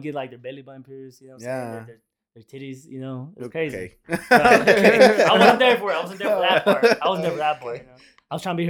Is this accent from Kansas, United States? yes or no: yes; Kansas, United States; I'm from Kansas.